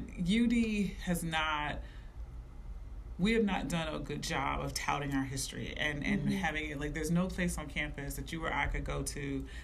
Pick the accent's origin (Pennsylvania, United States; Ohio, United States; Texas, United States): Ohio, United States; Dayton; moved away as an adult; also born or lived in East Coast; being a kid growing up in Dayton